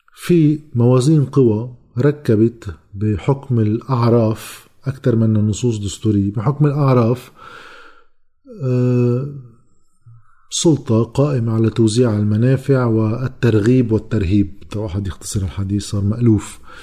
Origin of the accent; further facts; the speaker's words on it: Lebanon; لنا كلبنانيين